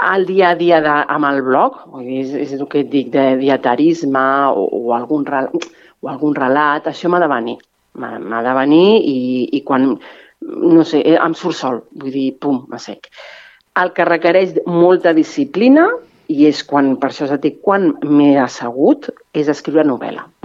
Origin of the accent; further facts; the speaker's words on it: Spain; first language Catalan; de seguida vaig canviar en català la bústia groga perquè m'hi sentia més còmoda, perquè és la meva llengua materna